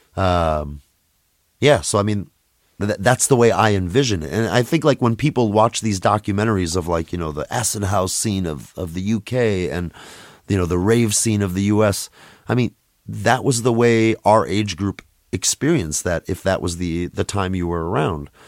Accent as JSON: {"language": "English", "town": "Minneapolis", "region": "Minnesota", "country": "United States", "tie": "born or raised there", "also_born_or_lived": "Russia / New York", "said": "I grew up in Minneapolis"}